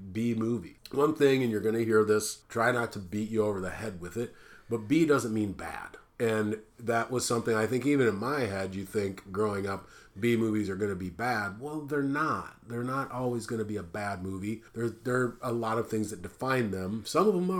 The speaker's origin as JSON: {"language": "English", "region": "Midwest", "country": "United States", "moved": "yes", "lives_now": "West Coast, United States", "said": "we are based out of the West Coast. And I'm originally from the Midwest."}